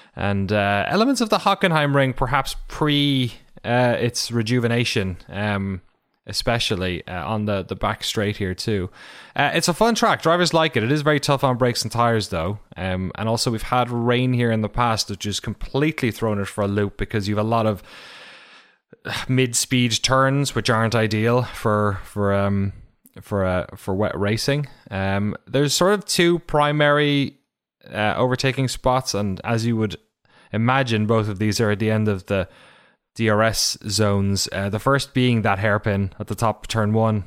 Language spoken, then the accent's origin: English; Ireland; my hometown